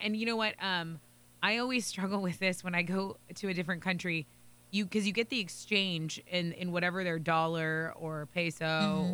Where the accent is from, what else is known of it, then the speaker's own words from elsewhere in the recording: Texas, United States; moved away; I'm from Texas